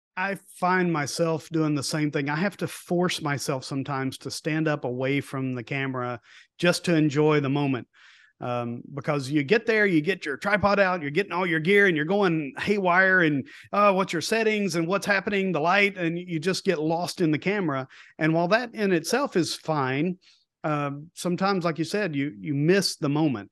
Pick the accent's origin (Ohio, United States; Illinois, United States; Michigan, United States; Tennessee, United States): Tennessee, United States; East; moved away; also born or lived in Homestead, Florida; I grew up in East Tennessee, so I grew up around the Smoky Mountains